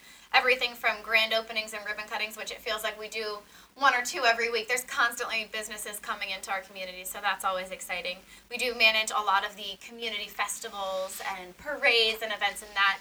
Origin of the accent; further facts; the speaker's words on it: Phillipsburg, New Jersey, United States; moved away as an adult; now in Easton, United States; I grew up in Phillipsburg. Now I live with my family in Easton